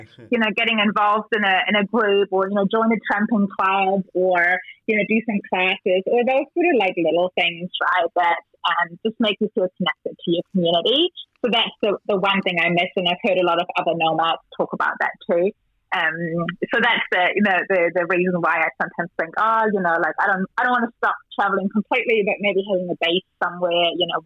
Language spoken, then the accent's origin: English; Germany; moved away as an adult; also born or lived in South Africa; now in New Zealand; I'm, I'm from German originally, born and bred in Germany. I moved to New Zealand 17 years ago now, so New Zealand's home.